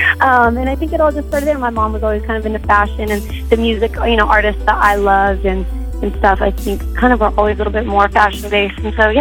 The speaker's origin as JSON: {"language": "English", "town": "Manteca", "region": "California", "country": "United States", "tie": "born or raised there", "also_born_or_lived": "Tracy, California", "said": "I'm from Manteca, yeah. I was born in Tracy and raised in Manteca in the 209."}